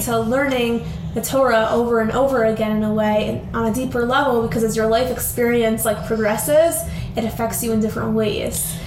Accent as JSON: {"language": "English", "town": "Albany", "region": "New York", "country": "United States", "tie": "born or raised there", "said": "We're originally from Albany, New York, which is upstate New York"}